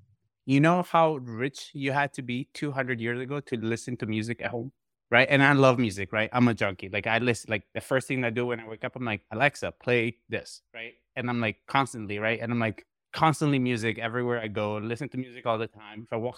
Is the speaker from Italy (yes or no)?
yes; Italy; moved away; when I came from Italy, like 12 years ago, like the only way to keep in touch with friends was emails.